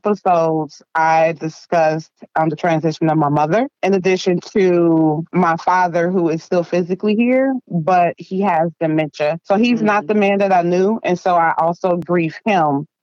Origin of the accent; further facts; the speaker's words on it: Dayton, Ohio, United States; moved away as an adult; now in Columbus, United States; Born in Dayton, Ohio, raised in the projects, polished in Columbus, Ohio, been living in Columbus, Ohio for 20 plus years